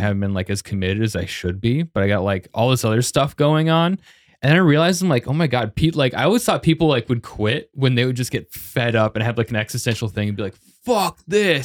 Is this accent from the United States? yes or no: yes; Arvada, Colorado, United States; moved away as an adult; also born or lived in Boulder, Colorado; I'm from Arvada, but that is, like, twenty minutes south of Boulder, and I lived in Boulder